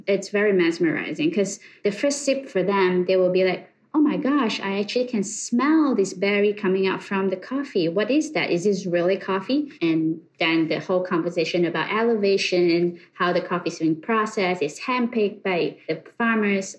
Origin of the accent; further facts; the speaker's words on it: Malaysia; moved away as an adult; now in New York, United States; born and raised in Malaysia. I came to USA about uh, 10 years ago